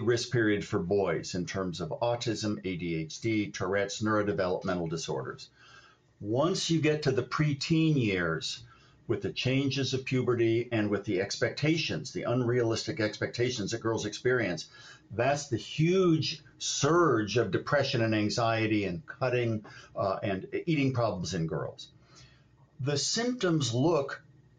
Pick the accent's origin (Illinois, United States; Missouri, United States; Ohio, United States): Ohio, United States; moved away as an adult; also born or lived in Los Angeles, California; I grew up in Ohio, and I went to grad school, a little school called UCLA